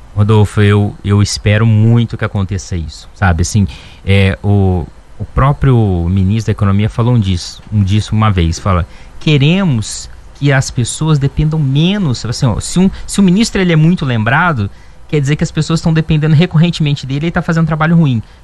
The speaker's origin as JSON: {"language": "Portuguese", "area": "Ribeirão Preto region", "region": "interior of São Paulo", "country": "Brazil", "moved": "yes", "lives_now": "Varginha, Brazil", "said": "eu sou lá do interior de São Paulo, de ribeira, da região de Ribeirão Preto."}